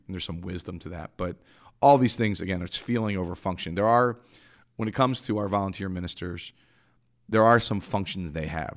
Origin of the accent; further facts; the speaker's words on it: Philadelphia, Pennsylvania, United States; I'm from Philly. I'm the Northeast.